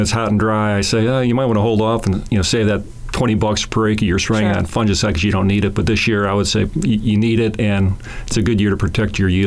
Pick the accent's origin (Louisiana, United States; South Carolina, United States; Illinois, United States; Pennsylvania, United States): Illinois, United States; Chicago; That's all right. I'm from Chicago, so